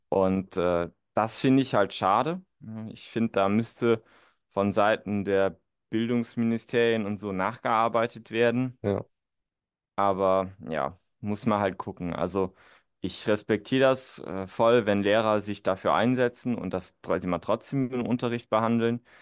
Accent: northern Saarland, Germany; ich bin ja auch geboren und aufgewachsen tatsächlich. Das ist so das Nordsaarland

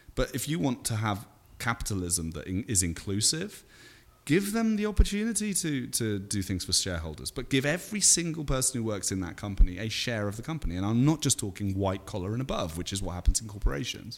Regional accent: United Kingdom; moved away as an adult; now in United States; I'm still a Brit.

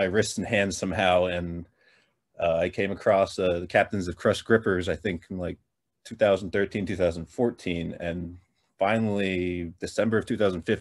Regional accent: New Jersey, United States; I'm from New Jersey

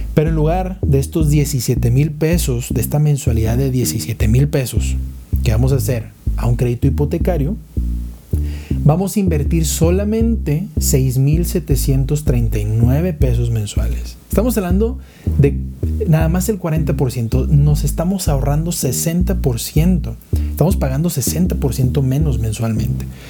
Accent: Monterrey, Nuevo León, Mexico; moved away as an adult; now in Mexico City, Mexico; yo soy de Monterrey, me viene para, para Ciudad de México

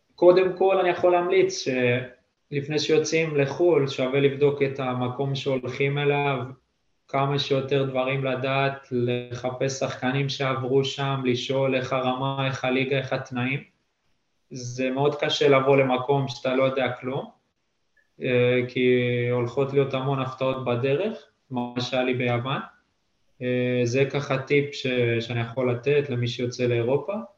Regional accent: Netanya, Central District, Israel; moved away as an adult; now in Lithuania; אני גר ממש קרוב וכל החיים גדלתי שם

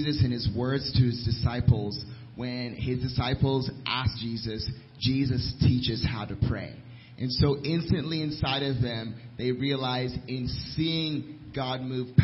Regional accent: Washington, District of Columbia, United States; moved away as an adult; also born or lived in Nairobi, Kenya; now in Lynchburg, United States; I'm from the Washington D.C. area

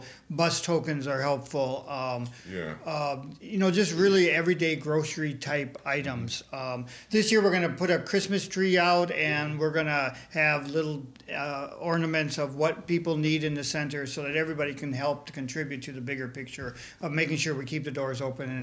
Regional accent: Minneapolis, Minnesota, United States; moved away as an adult; also born or lived in Texas; now in Michigan, United States; I grew up in Minneapolis

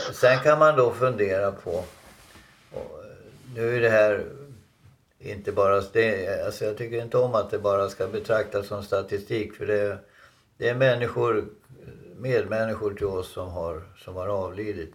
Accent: Dalarna County, Sweden; moved away; hemma i Dalarna på 50-60-talet

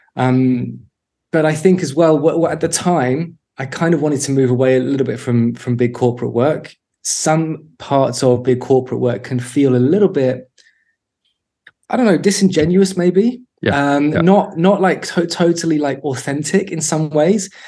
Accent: London, United Kingdom; moved away as an adult; also born or lived in Birmingham / East Finchley; I grew up in North London uh, in a small place called Mill Hill, and then when I was 18, left to go to Birmingham for uni and never left the Midlands.

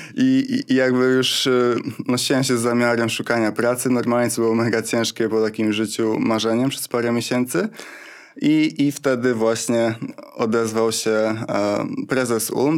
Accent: Wrocław, Lower Silesian Voivodeship, Poland; jestem z Wrocławia, więc grałem w Śląsku Wrocław

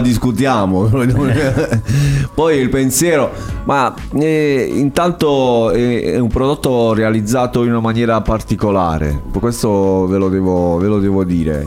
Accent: Altamura, Apulia, Italy; io vengo da Altamura

